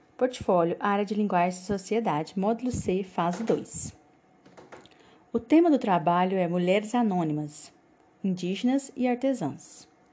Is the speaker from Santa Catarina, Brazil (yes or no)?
no; Mateiros, Tocantins, Brazil; Somos de Mateiros Tocantins